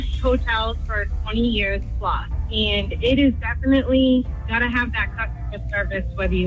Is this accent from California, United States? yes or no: no; Seabrook, New Hampshire, United States; I'm from Seabrook.